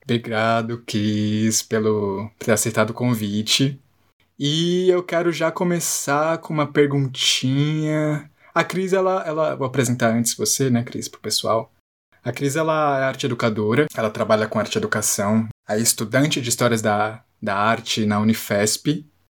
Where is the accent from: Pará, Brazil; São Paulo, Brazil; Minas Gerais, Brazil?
São Paulo, Brazil; de ter nascido em São Paulo